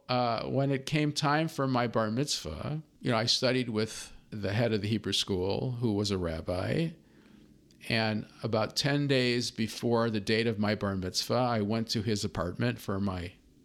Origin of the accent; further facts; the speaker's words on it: Chicago, Illinois, United States; I grew up in Chicago.